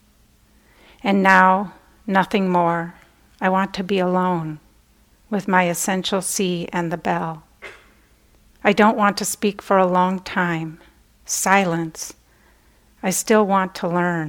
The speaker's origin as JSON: {"language": "English", "region": "Minnesota", "country": "United States", "tie": "born or raised there", "said": "I was born and raised in Minnesota"}